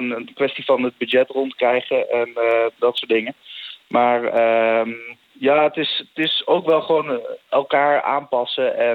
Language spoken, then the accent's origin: Dutch; Netherlands; ik als Nederlander